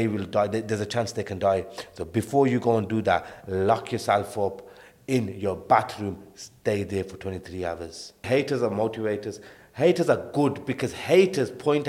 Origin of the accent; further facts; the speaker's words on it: Birmingham, West Midlands, United Kingdom; Born and bred in Birmingham